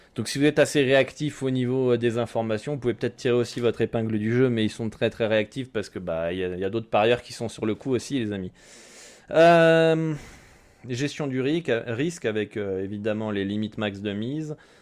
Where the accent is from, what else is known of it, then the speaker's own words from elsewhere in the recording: France; je suis français